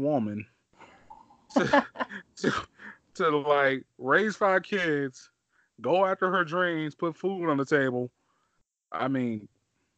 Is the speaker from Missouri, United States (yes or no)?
yes; Missouri, United States; also born or lived in Kansas City, Missouri; I'm from Missouri. So when I came to Kansas City, Missouri, like, I was 9 years old